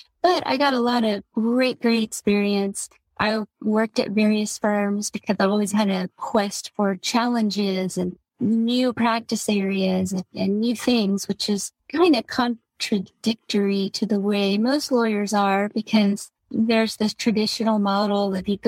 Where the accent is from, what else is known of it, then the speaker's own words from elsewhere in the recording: Houston, Texas, United States; One is when I was a teenager, I'm from Houston